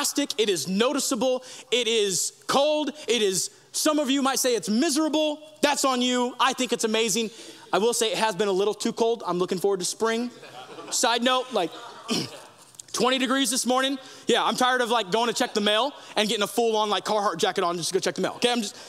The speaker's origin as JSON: {"language": "English", "country": "United States", "said": "we as Americans"}